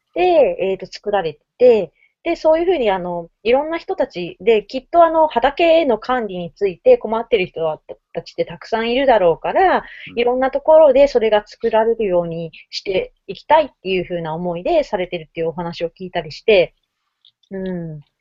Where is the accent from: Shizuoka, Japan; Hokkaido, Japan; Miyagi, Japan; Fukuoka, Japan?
Fukuoka, Japan; now in Tokyo, Japan; 私、福岡出身ですけど